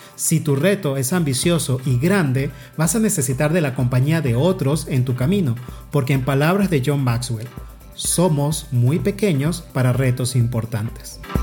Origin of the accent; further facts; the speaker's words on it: Venezuela; now in Mexico; la montaña más alta de mi país de origen Venezuela